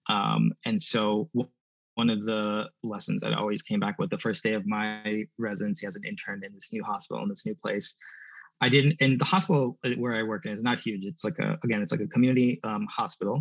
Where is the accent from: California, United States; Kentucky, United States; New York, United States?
New York, United States; New York City; moved away; also born or lived in Southwestern Pennsylvania; I wanted to come back home to New York City